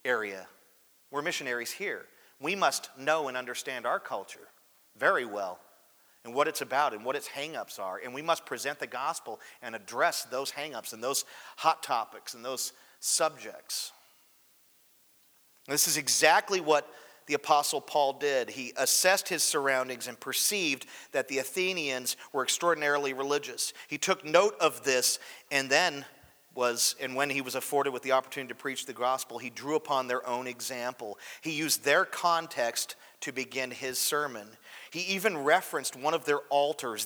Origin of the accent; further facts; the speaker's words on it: United States; I'm really disenfranchised about living here